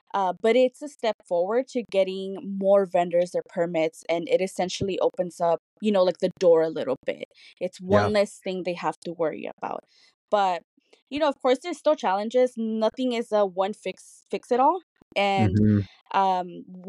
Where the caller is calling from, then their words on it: Santa Ana, California, United States; Today, I'm actually calling from my house. I work in Los Angeles, but I stay in Santa Ana. I am a proud Santa Ana resident.